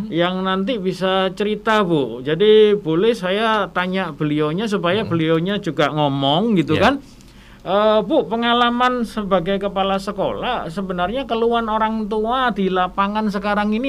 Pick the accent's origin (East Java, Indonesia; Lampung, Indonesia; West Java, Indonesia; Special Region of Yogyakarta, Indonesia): East Java, Indonesia; Surabaya; saya berasal dari Surabaya.